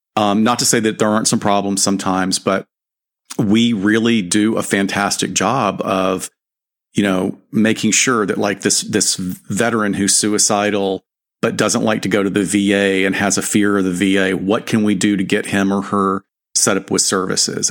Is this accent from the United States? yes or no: yes; Alabama, United States; now in Southern California, United States; I've been here long enough to now be considered a, a, a native of Southern California, although I grew up in Alabama